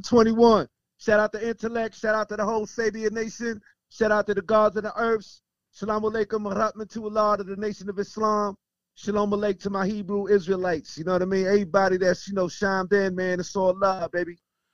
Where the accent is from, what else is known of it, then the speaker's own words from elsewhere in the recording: New York City, New York, United States; also born or lived in Bay Ridge, Brooklyn / Bed-Stuy, Brooklyn / Brownsville, Brooklyn; My initial growing up when I was a kid, you know, kid, you know, youngster, I was in Sunset Park, Brooklyn, right next to Park Slope.